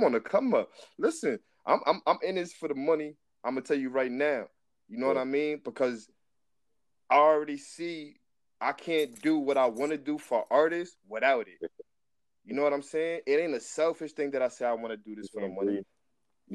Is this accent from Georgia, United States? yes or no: no; New Jersey, United States; now in California, United States; And like I said, I'm from New Jersey, but I live in California.